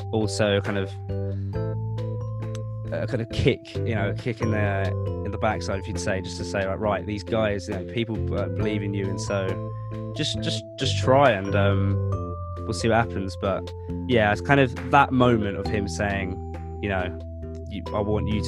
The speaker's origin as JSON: {"language": "English", "region": "London", "country": "United Kingdom", "tie": "born or raised there", "said": "I've grown up all my life really in South London."}